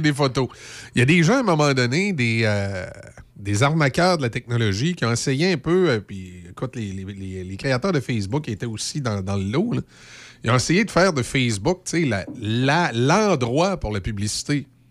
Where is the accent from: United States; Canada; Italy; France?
Canada; Loretteville, Quebec; ma famille est dans Port-Neuf depuis longtemps, mais moi, je suis né et j'ai grandi à Loretteville